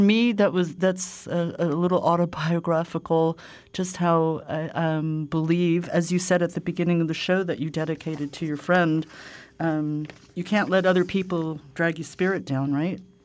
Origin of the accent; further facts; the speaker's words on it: New York, United States; now in Zurich, Switzerland; me growing up in New York